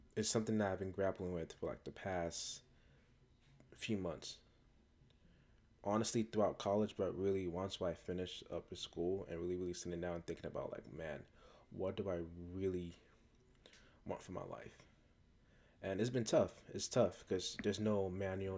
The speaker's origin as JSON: {"language": "English", "country": "United States", "tie": "born or raised there", "said": "even though I was born and raised in America, um, both my parents are from West Africa, Ghana"}